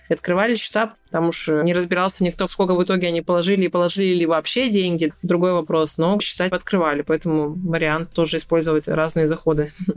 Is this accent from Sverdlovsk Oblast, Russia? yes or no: yes; Yekaterinburg, Sverdlovsk Oblast, Russia; moved away as an adult; now in Turkey; я приехала из Турции обратно в свой город в Екатеринбург